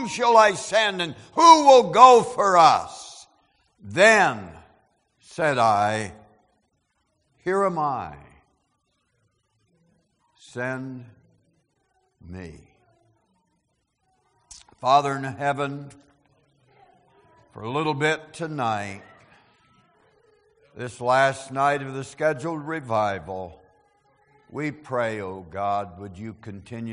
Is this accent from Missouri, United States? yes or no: no; Pennsylvania, United States; my hometown ranks 19th as being the least desirable in Pennsylvania to live